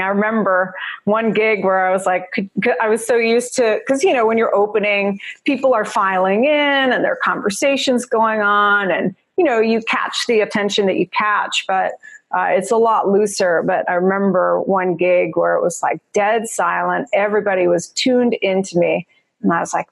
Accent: New Jersey, United States; accent: Jersey; also born or lived in New York City; now in Los Angeles, United States; I was born in New York City. I grew up in Jersey. You hear the Jersey girl in me

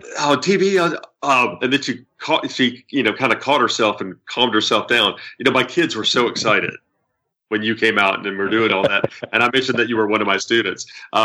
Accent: Memphis, Tennessee, United States; born or raised there

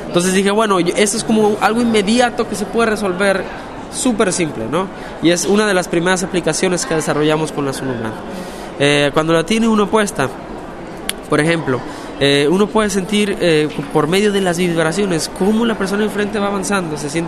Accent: Guadalajara, Jalisco, Mexico; cuatro años ahora en una institución para ciegas en, Guadalajara, Guadalajara, México, que es la ciudad de donde yo soy.

